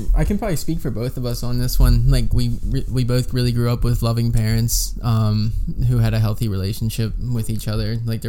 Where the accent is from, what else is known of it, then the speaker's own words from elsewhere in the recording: Media, Pennsylvania, United States; moved away as an adult; I grew up in the south suburbs of Philadelphia in Delaware County, Media, Pennsylvania, 19063.